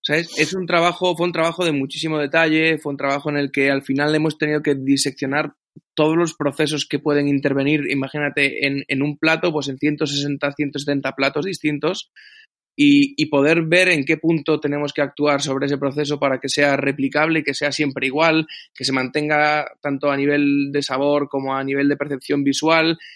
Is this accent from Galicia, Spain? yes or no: yes; Galicia, Spain; moved away; tanto Andrés como yo somos gallegos